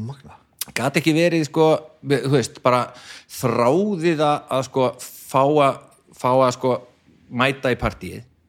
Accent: Garðabær, Capital Region, Iceland; kem bara úr FG, úr Garðabænum

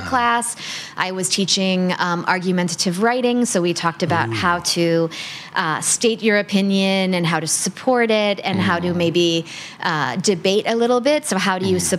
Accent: United States; first language English; moved away as an adult; now in Thailand; I'm coming from the United States

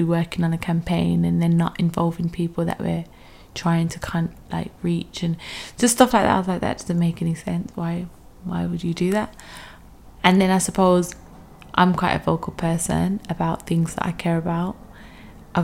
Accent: Birmingham, West Midlands, United Kingdom; moved away as an adult; now in London, United Kingdom; I'm originally from Birmingham

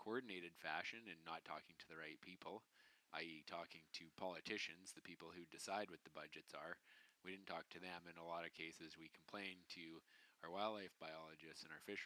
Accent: British Columbia, Canada; as British Columbians

